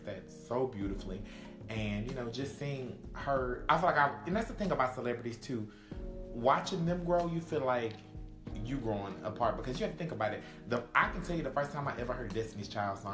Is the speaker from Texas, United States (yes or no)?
yes; Texas, United States; I'm from Texas